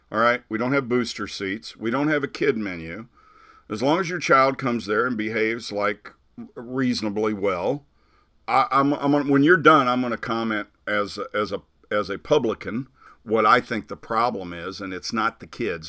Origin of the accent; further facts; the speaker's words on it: Hannibal, Missouri, United States; growing up in Hannibal